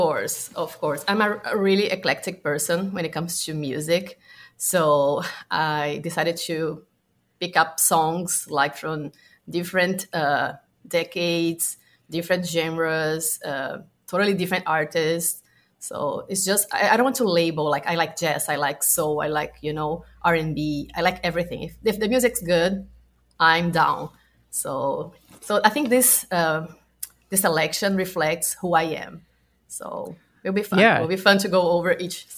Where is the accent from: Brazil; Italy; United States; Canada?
Brazil; a kid in my hometown because I'm from Brazil